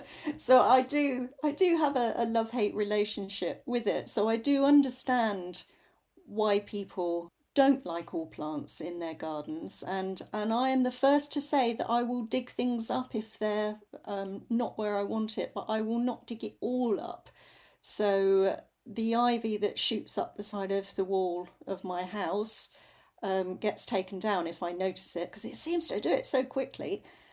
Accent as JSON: {"language": "English", "region": "London", "country": "United Kingdom", "tie": "born or raised there", "said": "I grew up in North London, and bindweed used to climb up all the fences on the way to school on the North Circular Road."}